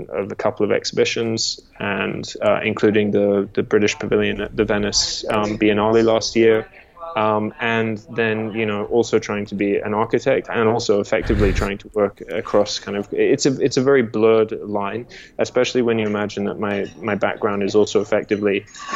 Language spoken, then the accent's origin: English; Australia; born or raised there; also born or lived in England